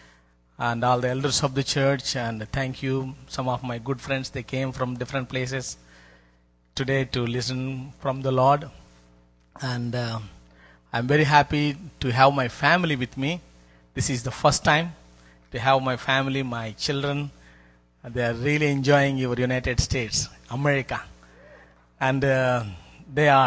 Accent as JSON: {"language": "English", "country": "India", "said": "I came from India."}